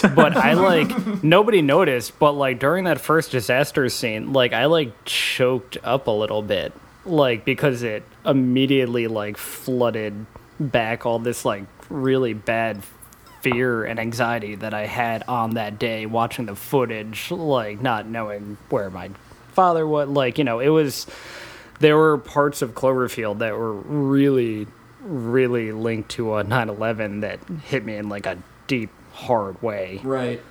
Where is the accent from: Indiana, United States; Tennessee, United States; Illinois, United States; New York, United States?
New York, United States; New York City; also born or lived in New Jersey; I grew up in New York City, and um, at, I was living in Jersey at the time of 9-11